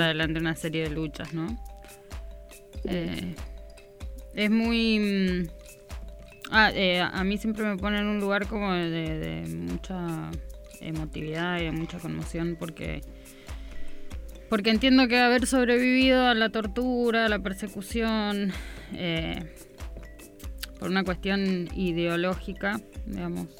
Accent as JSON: {"language": "Spanish", "country": "Argentina", "said": "nosotros como pueblo argentino tenemos una historia"}